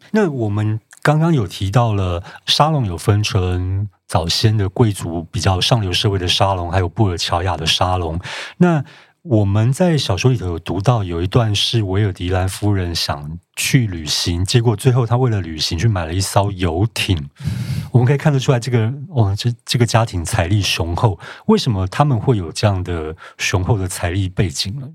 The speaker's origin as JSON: {"language": "Chinese", "country": "Taiwan", "said": "我们台湾人对晶晶体应该还有一点点概念"}